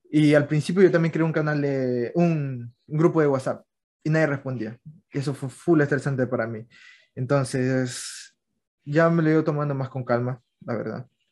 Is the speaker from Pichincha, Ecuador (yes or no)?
no; Manta, Manabí, Ecuador; yo también soy de Manta